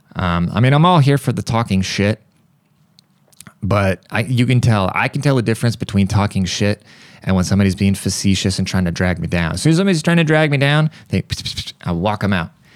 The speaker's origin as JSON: {"language": "English", "country": "United States", "said": "I, as an American"}